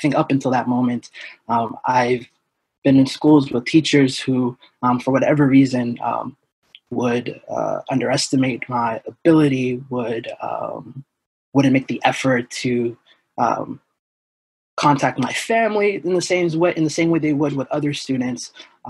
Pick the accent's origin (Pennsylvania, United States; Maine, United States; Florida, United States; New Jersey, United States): Maine, United States; Portland; So we were born and raised in Portland. We learned English and Somali simultaneously. So we grew up in Portland public schools. I went to Reiki Elementary, King Middle, Deering High.